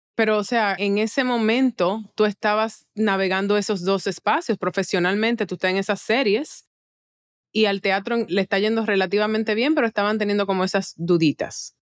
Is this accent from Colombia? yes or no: no; Dominican Republic; acá en mi país